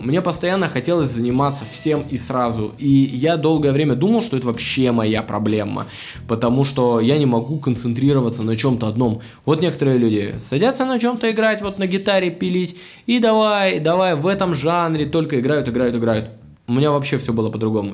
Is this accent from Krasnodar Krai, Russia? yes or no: yes; Anapa, Krasnodar Krai, Russia; moved away; я сам анапчанин, я с Кубани, из маленького города